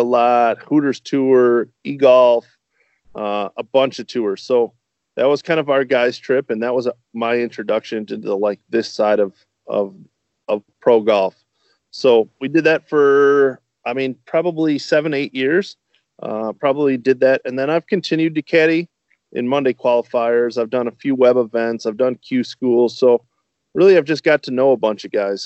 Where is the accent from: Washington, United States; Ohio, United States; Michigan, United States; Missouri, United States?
Michigan, United States; Northern; moved away as an adult; now in Lombard, United States; I'm originally from Northern Michigan, graduated from Michigan State